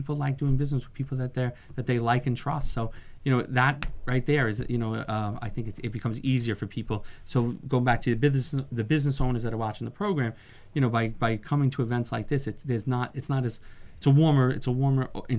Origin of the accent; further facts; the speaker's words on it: New York, United States; I came from New York, so a lot of, you know, I have a network of people that, you know, from Long Island